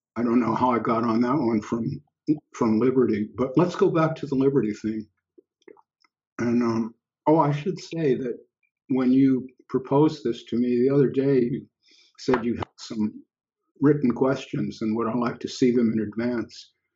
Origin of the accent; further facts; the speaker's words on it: United States; moved away as an adult; an expatriate, so here I am in another country and I'm looking back at my birth country